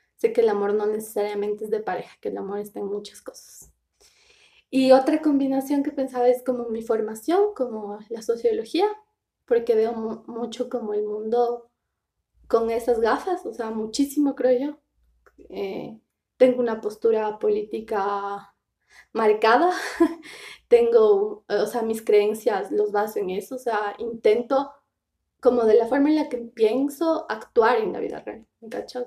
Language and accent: Spanish; Riobamba, Chimborazo, Ecuador; moved away; Soy rebambeña, que para mí es súper importante. Soy de Rebamba